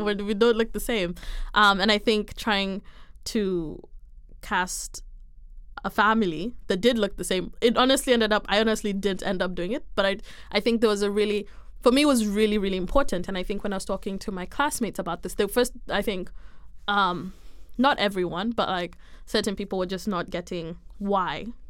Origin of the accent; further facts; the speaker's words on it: Kenya; moved away as an adult; I am Kenyan